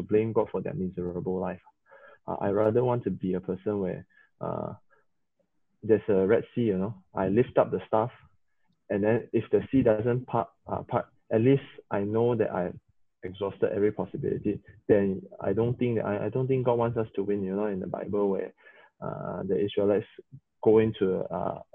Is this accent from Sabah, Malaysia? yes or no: yes; Sabah, Malaysia; English is a second language; three Sabahans